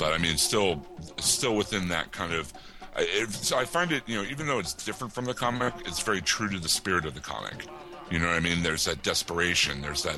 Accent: Pittsburgh, Pennsylvania, United States; I'm from Pittsburgh, and this is zombie capital.

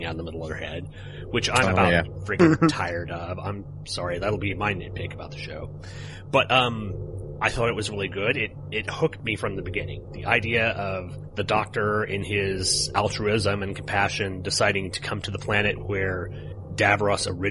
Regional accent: Oklahoma, United States; I'm from Oklahoma.

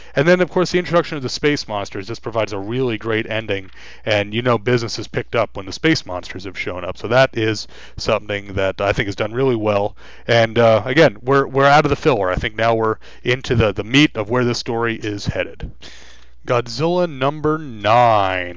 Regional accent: New York, United States; being a New Yorker like I am

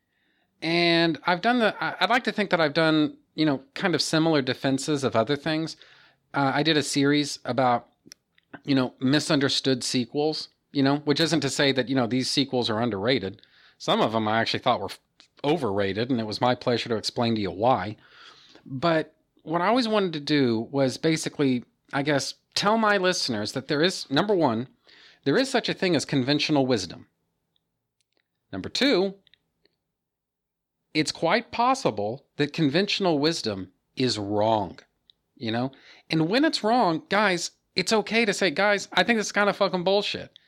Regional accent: United States; as an American culture

